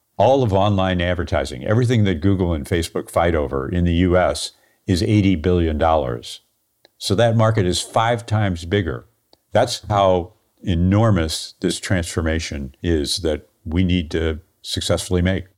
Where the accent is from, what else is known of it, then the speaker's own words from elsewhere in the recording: St. Louis, Missouri, United States; I'm an engineer from Saint Louis, Missouri